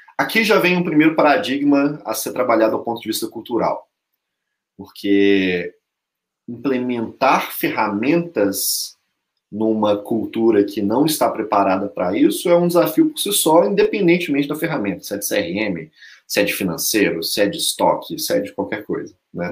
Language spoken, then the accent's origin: Portuguese; Belo Horizonte, Minas Gerais, Brazil; eu sou mineiro, eu sou mineiro de Belo Horizonte